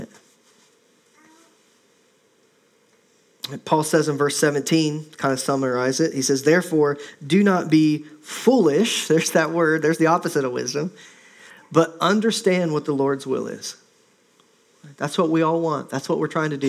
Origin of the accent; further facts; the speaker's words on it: Midwest, United States; moved away as an adult; also born or lived in Minnesota / Ohio / Indiana; now in Oregon, United States; I grew up in the Midwest